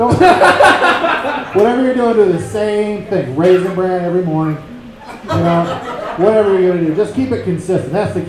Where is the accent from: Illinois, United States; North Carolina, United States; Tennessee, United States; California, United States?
California, United States; Fresno; now in Los Angeles, United States; I'm originally from Fresno, California, Central Valley. I live in Los Angeles for the last 2 years.